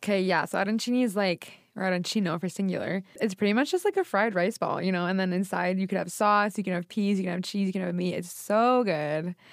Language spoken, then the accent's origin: English; Boston, Massachusetts, United States; born and raised in Boston, but both of my parents are from Italy